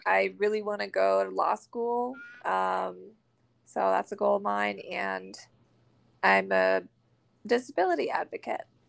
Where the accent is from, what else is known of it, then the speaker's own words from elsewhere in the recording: Maine, United States; now in Florida, United States; I'm from Maine originally, and I live in Florida now